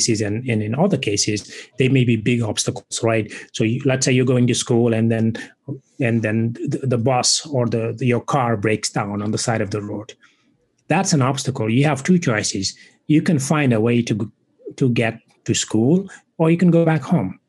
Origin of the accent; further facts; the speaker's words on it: Senegal; English is a second language; moved away as an adult; now in United States; I was born and raised in West Africa, in Senegal. I now live in the United States and have been for 20 plus years